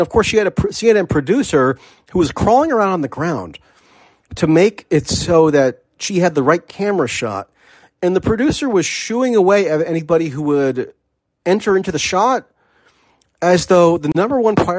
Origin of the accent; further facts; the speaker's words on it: United States; as an American.